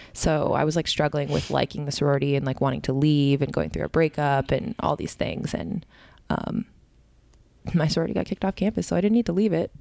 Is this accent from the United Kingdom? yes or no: no; Canada; moved away as an adult; also born or lived in Connecticut; growing up in Canada my whole life